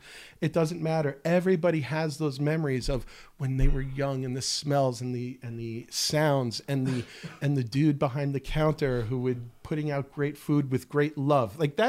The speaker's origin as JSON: {"language": "English", "country": "United States", "moved": "yes", "lives_now": "Israel", "said": "I'm from the States"}